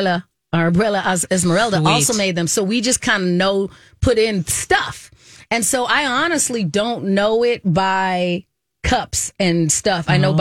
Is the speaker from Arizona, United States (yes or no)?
yes; Arizona, United States; moved away; We grew up in Arizona.